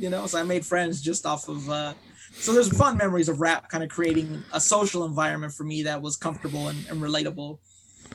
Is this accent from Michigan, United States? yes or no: no; Long Beach, California, United States; I was born in Long Beach, California